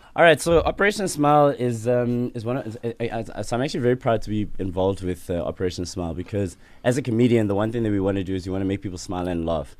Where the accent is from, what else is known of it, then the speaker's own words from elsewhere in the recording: Sandton, Gauteng, South Africa; also born or lived in Soweto; I was born in Soweto and I was raised in Sandton